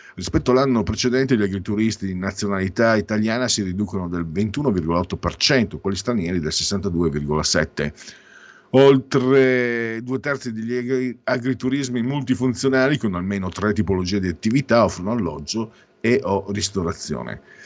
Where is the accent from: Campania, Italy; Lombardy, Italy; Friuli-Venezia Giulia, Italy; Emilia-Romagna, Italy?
Friuli-Venezia Giulia, Italy; vengo dal Friuli, Venezia Giulia, Mezzo Veneto